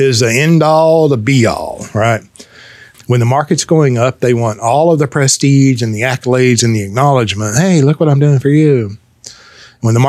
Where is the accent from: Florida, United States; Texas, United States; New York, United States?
Texas, United States; Fort Worth; I was born and raised in Fort Worth, Texas